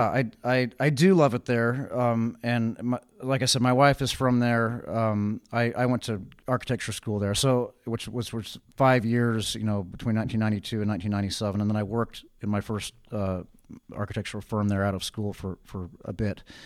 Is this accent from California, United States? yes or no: yes; Richmond, California, United States; also born or lived in Berkeley; I was born in Berkeley, but I grew up in Richmond.